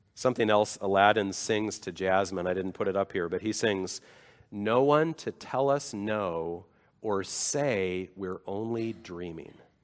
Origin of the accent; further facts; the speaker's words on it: United States; I am an American.